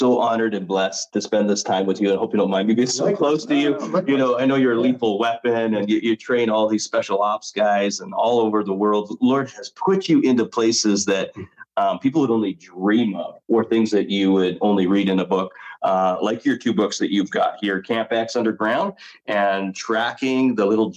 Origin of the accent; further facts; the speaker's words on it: Chilliwack, British Columbia, Canada; I'm from Vancouver, Canada area, in a community called Chilliwack